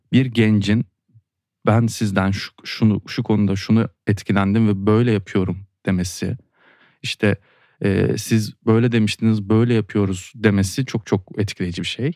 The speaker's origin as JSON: {"language": "Turkish", "country": "Turkey", "tie": "born or raised there", "said": "burada doğdum ve burada doğduğun için coğrafyaya bir bağlılık hissediyorsun"}